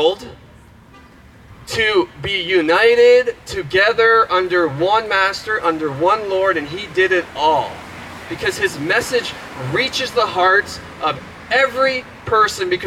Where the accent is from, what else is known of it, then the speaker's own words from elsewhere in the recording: Canada; I'm Canadian.